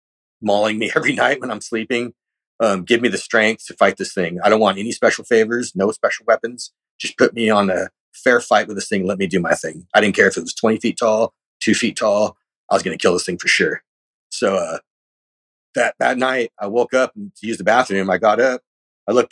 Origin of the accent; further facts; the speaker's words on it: California, United States; I'm from California